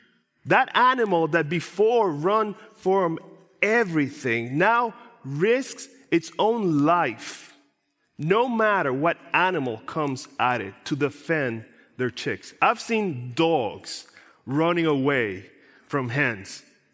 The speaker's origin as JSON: {"language": "English", "country": "Puerto Rico", "tie": "born or raised there", "said": "I grew up in Puerto Rico, in a countryside of Puerto Rico. And where I grew up, we had lots of animals."}